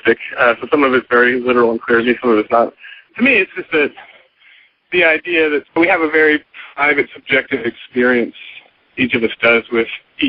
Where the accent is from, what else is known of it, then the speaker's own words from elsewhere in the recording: Austin, Texas, United States; also born or lived in Charlottesville, Virginia; I grew up in Austin, but I'd lived in Charlottesville for about 5 years, and I just moved back to Austin